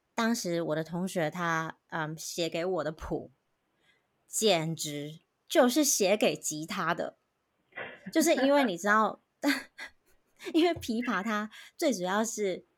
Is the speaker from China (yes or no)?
no; Taiwan; now in United States; 以前在台湾，大家都是亚洲人。